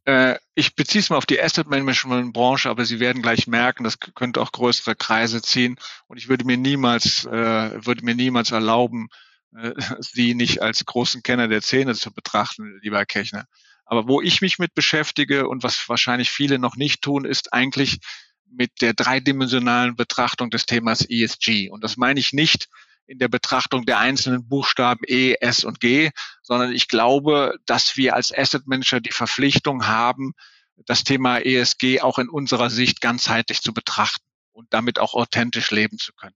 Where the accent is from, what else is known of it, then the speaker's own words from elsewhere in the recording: Rhineland, Germany; ich als Rheinländer